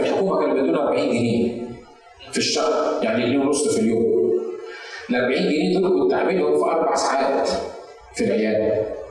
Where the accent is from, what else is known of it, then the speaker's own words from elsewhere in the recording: Egypt; في الكنيسه عندنا في مصر